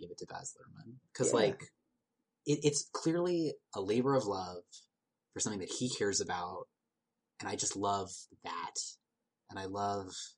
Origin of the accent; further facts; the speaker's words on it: Ireland; I'm Irish